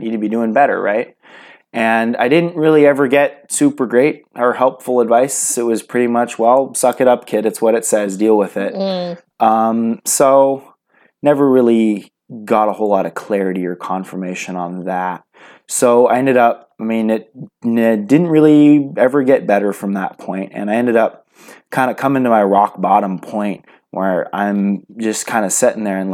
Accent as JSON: {"language": "English", "region": "California", "country": "United States", "moved": "yes", "lives_now": "Idaho, United States", "said": "I am from a little place in California known for garlic and artichokes and lots and lots and lots of marijuana. So a little coastal town, pretty much fits all the stereotypes, sandwiched between Silicon Valley and the ocean"}